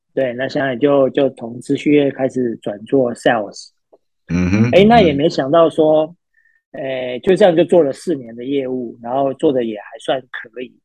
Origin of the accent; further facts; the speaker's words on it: Pingtung County, Taiwan; moved away; 从小其实我们是在屏东长大的